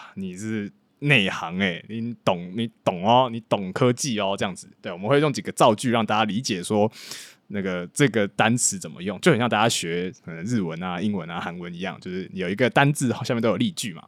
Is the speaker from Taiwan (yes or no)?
yes; Taiwan; moved away as an adult; now in Hong Kong; 我是一个在台湾土生土长，然后大学之后到香港读资讯管理，然后之后毕业之后在香港科技业工作的一个台湾人